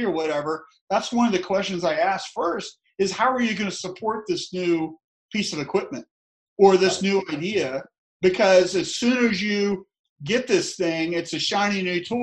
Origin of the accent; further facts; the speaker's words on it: Tallahassee, Florida, United States; I'm from the South. I'm from Tallahassee, Florida